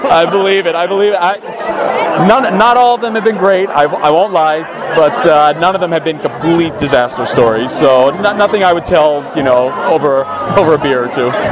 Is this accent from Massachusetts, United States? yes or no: no; Philadelphia, Pennsylvania, United States; moved away as an adult; also born or lived in New York; now in Los Angeles, United States; I'm an East Coaster from Philadelphia, lived in New York for a while